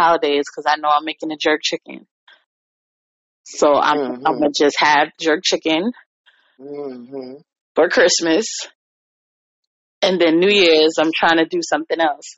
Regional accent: New York, United States; now in Virginia, United States; I'm a New Yorker

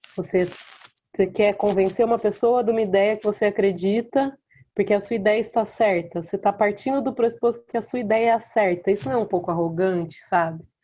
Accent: Mococa, São Paulo, Brazil; nasci em Mococa, interior de São Paulo

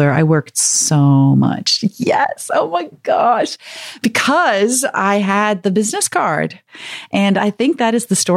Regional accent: South Africa; also born or lived in Chicago, United States / Ukraine; now in United States; I grew up in South Africa under the apartheid government

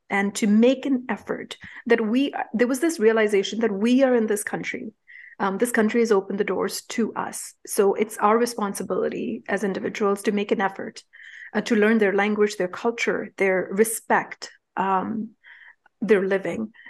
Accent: India; moved away; Growing up in India, we didn't have a choice but to become street smart

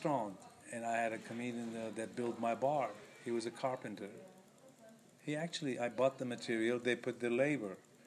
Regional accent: Lebanon; moved away; I'm from Lebanon

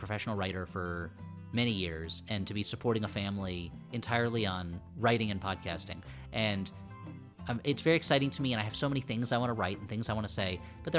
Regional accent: New Jersey, United States; I grew up in New Jersey right outside of New York, and New York to me was the place that you go to when you're a grown-up.

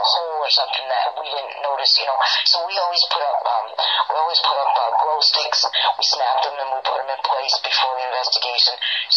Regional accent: Maine, United States; I'm from Maine

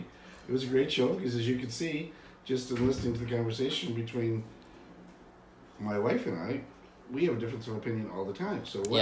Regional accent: Albany, New York, United States; born there; Well, actually, I was born in Albany, New York.

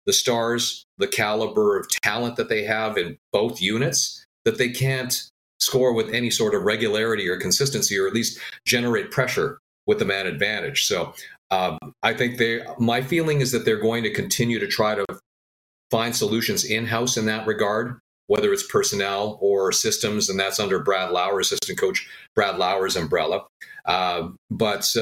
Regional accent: Winnipeg, Manitoba, Canada; moved away as an adult; also born or lived in Montreal; do what I love in my hometown

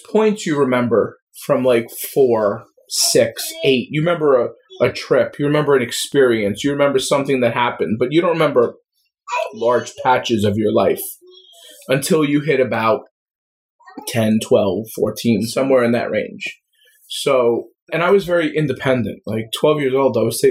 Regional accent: Long Island, New York, United States; also born or lived in Queens, New York; I'm a New Yorker. I've been here my whole life

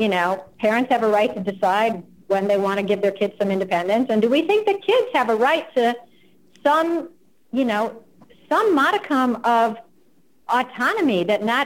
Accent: United States; first language English; I'm American

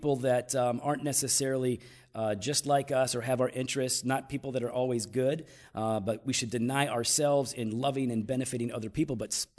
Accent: Chicago, Illinois, United States; We're from Chicago. We have a lot of good pizza, and that was pretty bad.

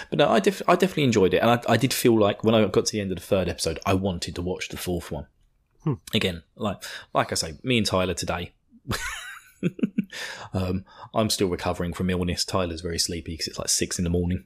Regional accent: United Kingdom; I'm British

